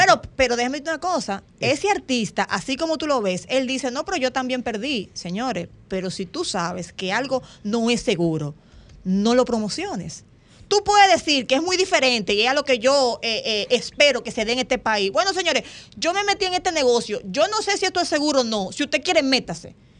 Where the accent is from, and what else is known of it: Dominican Republic